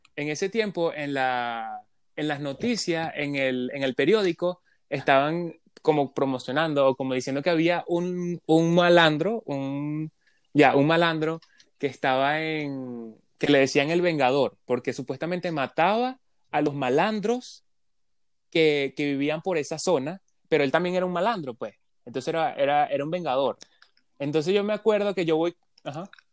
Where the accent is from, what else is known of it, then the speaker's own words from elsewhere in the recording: Venezuela; now in Canada; De Venezuela